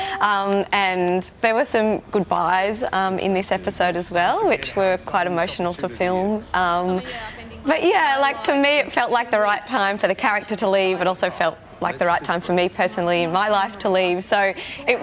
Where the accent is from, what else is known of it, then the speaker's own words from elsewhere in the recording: Australia; also born or lived in Sydney; an actress growing up in Australia